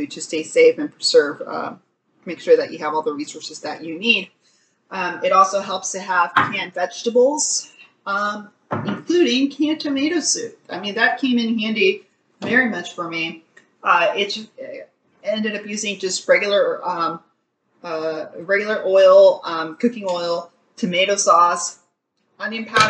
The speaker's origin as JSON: {"language": "English", "region": "Texas", "country": "United States", "said": "as a Texan"}